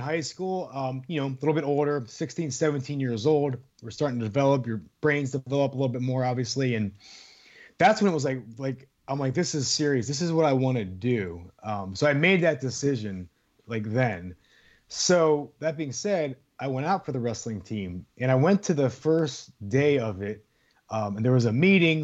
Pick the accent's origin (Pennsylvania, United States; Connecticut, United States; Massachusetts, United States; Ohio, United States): Ohio, United States; Youngstown; I'm from Youngstown, Ohio